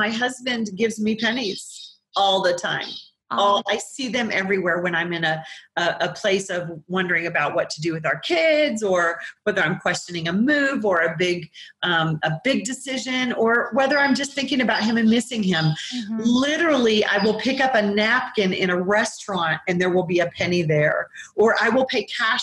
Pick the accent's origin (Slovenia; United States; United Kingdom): United States; Colorado; I'm from Colorado